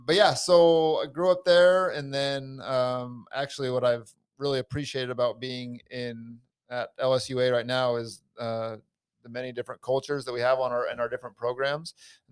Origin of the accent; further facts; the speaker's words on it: Layton, Utah, United States; moved away as an adult; also born or lived in Iowa; now in Louisiana, United States; I was born in Iowa and then my family moved to Utah when I was young. So I grew up mostly in Utah.